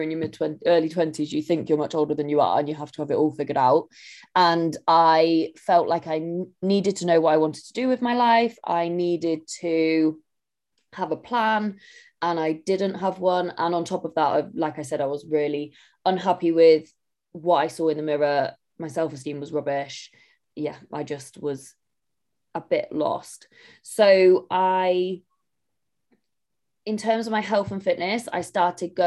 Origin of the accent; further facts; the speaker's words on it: Somerset, South West England, United Kingdom; now in Manchester, United Kingdom; I live in Manchester, but I'm from Somerset